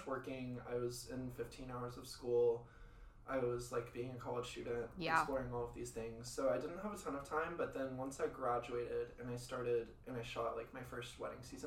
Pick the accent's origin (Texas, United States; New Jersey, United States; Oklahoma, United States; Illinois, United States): Texas, United States; moved away as an adult; also born or lived in College Station, Texas; now in New York, United States; I'm from Texas